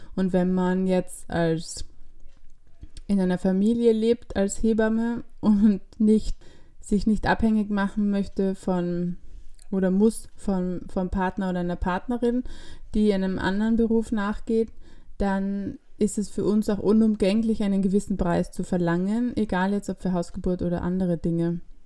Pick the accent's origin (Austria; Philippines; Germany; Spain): Austria; bei uns in Österreich